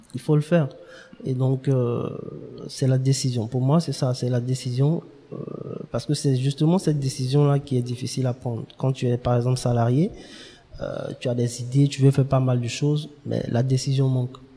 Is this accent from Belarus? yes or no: no; Abidjan, Côte d’Ivoire; also born or lived in Dimbokro / Yamoussoukro / Toumodi; nous sommes venus à Abidjan, à depuis 95 euh, où j'ai fait pratiquement tout mon, mon cursus jusqu'à la classe de BTS.